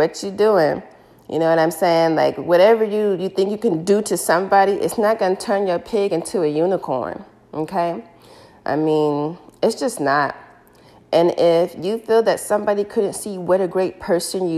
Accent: United States; I'm African American

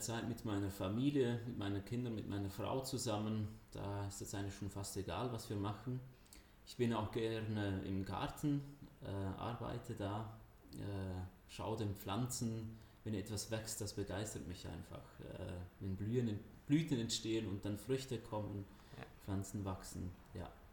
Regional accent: Zurich area, Switzerland; moved away as an adult; also born or lived in Mademühlen, Driedorf, Germany; now in Driedorf, Germany; ursprünglich komme ich aus der Schweiz, äh, bin da aufgewachsen im Raum Zürich, also Viertelstunde von Zürich weg

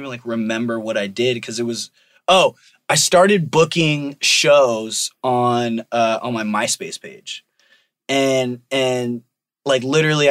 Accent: Riverside, California, United States; I grew up in Riverside

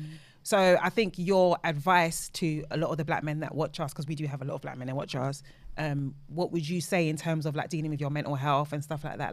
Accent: Nigeria; because I think especially with Nigerians, because we're Nigerian, obviously, like, we understand that one word can mean so many different things.

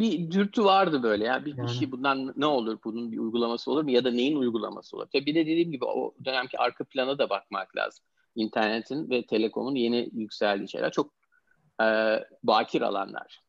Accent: Istanbul, Turkey; moved away as an adult; also born or lived in Pittsburgh, United States; now in United States; İstanbul doğumluyum. Amerika'ya 10 sene kadar önce Amerika'ya yerleşmeden önce hep İstanbul'da e, yaşadım, okudum

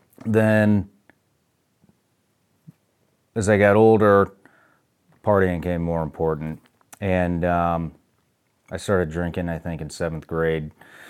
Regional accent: Kansas City, United States; born there; also born or lived in Iowa / Illinois; But I was born in Kansas City, then we moved to Iowa, then we moved to Illinois

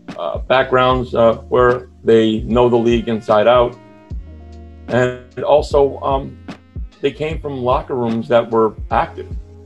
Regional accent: Burlington, Ontario, Canada; I'm from Burlington, Ontario, Canada, which is about, which is a suburb of Toronto, about maybe an hour outside of the main city. Mm-hmm. I'm retired.

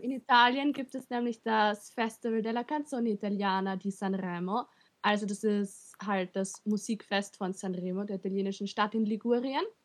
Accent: Austria; bei uns in Österreich

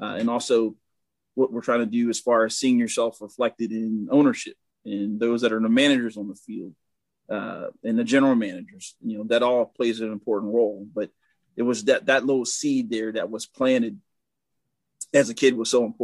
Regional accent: Glen Burnie, Maryland, United States; I grew up in Glen Burnie, Maryland, right outside of Baltimore

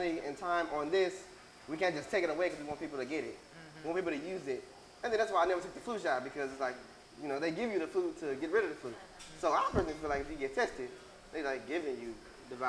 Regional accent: Mississippi, United States; now in Houston, United States; I'm from Mississippi

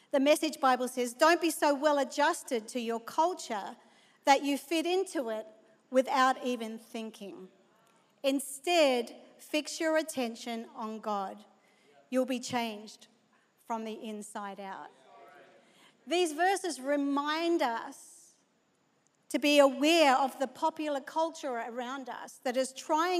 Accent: Australia; moved away; being an Aussie

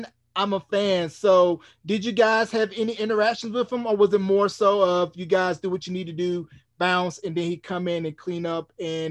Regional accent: North Carolina, United States; me growing up in North Carolina

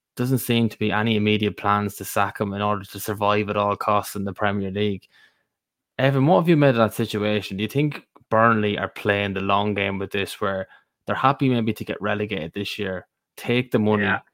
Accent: Ireland; we're three Irish men sitting here.

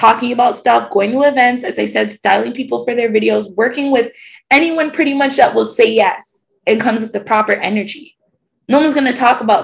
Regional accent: Toronto, Ontario, Canada; I'm like from the East End, Scarborough

